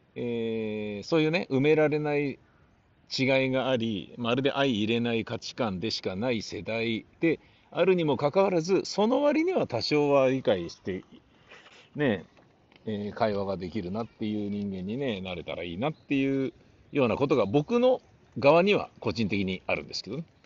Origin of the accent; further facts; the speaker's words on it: Japan; ブイブイ言わせていた頃の日本で、生まれ育った立場からしてみると